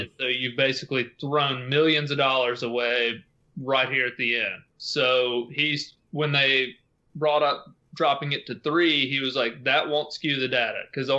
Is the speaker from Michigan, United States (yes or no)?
no; Tennessee, United States; Tennessee, which is my home state.